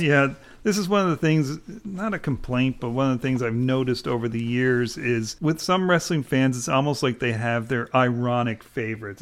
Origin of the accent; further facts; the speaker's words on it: Canada; as a Canadian